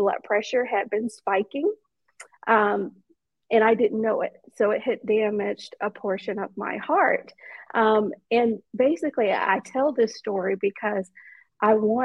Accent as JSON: {"language": "English", "town": "Atlanta", "region": "Georgia", "country": "United States", "tie": "born or raised there", "said": "I'm from Atlanta, born and raised"}